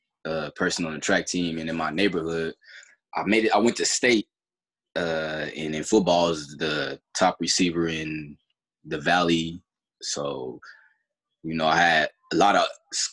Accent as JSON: {"language": "English", "town": "Fresno", "region": "California", "country": "United States", "tie": "born or raised there", "said": "I'm from Fresno, California, on the west side. You know, it was hard coming up, staying with my mom"}